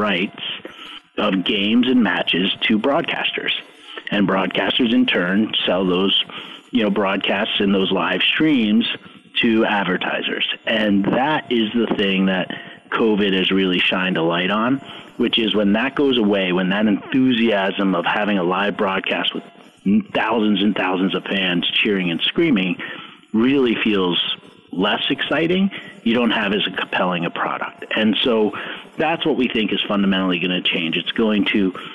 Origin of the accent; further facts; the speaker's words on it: New York, United States; I grew up in New York